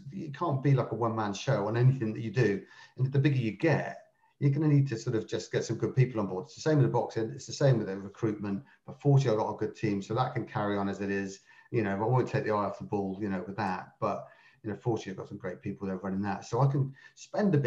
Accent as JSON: {"language": "English", "country": "United Kingdom", "said": "as a Brit"}